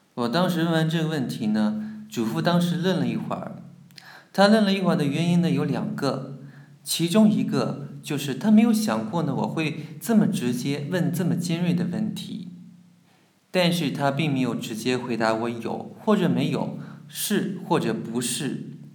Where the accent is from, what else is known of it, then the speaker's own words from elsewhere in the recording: Jiangnan, China; 我家乡呢，也属于江南水乡，继承了江南水乡风景优美的特点